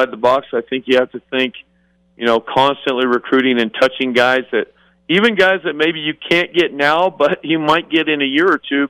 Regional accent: Payson, Utah, United States; also born or lived in Lubbock, Texas; now in Las Vegas, United States; I grew up in Payson, Utah, straight up I-15 from here

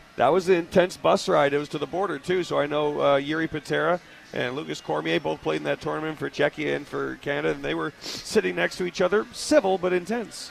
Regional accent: New York, United States; now in Las Vegas, United States; growing up in New York

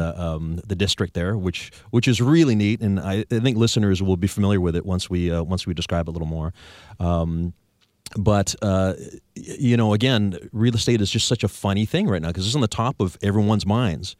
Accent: Victoria, British Columbia, Canada; we are both born and raised in Victoria

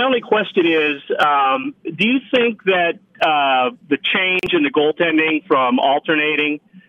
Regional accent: Michigan, United States; now in Las Vegas, United States; I'm from Michigan, so I grew up with the Red Wings

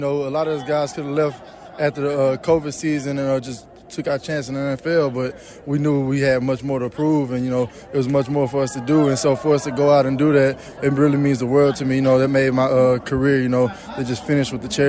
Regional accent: East Texas, United States; where I grew up in East Texas

